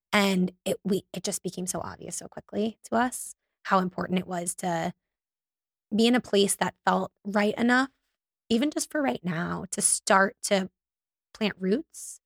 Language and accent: English; North Miami Beach, Florida, United States; also born or lived in Davie, Florida; I grew up in North Miami Beach